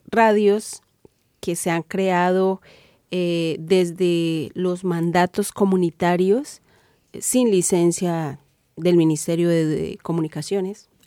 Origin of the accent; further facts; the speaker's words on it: Cauca, Colombia; soy comunicadora indígena del Cauca en Colombia.